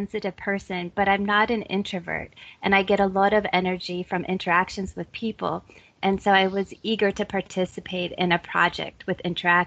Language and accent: English; Minnesota, United States; now in Illinois, United States; I'm originally from Minnesota. I now live in Illinois